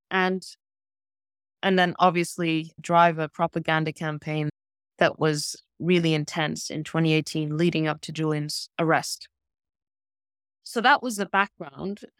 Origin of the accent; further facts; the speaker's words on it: Spain; also born or lived in South Africa / Lesotho / Botswana / Sweden; now in London, United Kingdom; I grew up in Lesotho and Botswana until I was eight, and then I moved to Europe. We moved to Sweden initially, and then moved to Spain